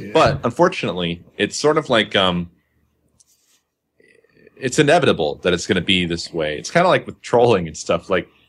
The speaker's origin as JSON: {"language": "English", "region": "Midwest", "country": "United States", "tie": "born or raised there", "moved": "yes", "lives_now": "Arizona, United States", "said": "I grew up in the Midwest, and in Arizona"}